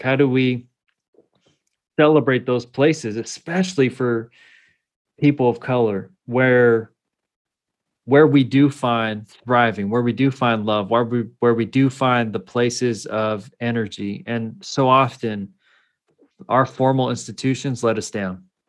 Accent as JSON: {"language": "English", "town": "Salinas", "region": "California", "country": "United States", "tie": "born or raised there", "also_born_or_lived": "northern Mexico (ancestry) / Sacramento", "said": "I grew up in California"}